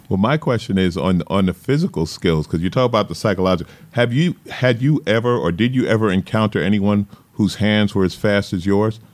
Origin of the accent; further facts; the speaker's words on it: New York, United States; I grew up in New York, and the East Coast